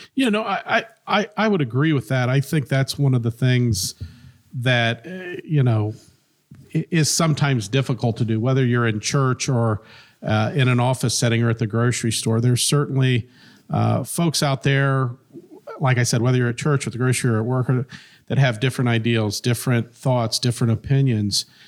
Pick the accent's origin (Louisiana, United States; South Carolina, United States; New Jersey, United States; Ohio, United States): Ohio, United States; Centerville; also born or lived in Bellbrook, Ohio / Cincinnati, Ohio; now in Springboro, United States; I grew up in Centerville. Uh, was born in Bellbrook, lived there till I was about three, moved to Centerville